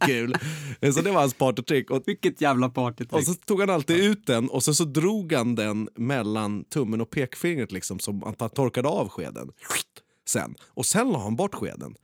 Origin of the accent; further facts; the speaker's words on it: Skebobruk, Stockholm County, Sweden; I Skebobruk där jag är uppvuxen